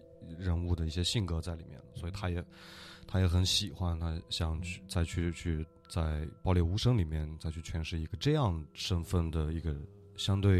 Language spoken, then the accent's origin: Chinese; Northwest China, China; 对，呃，因为我也是西北人。就是那边我们都能经常见到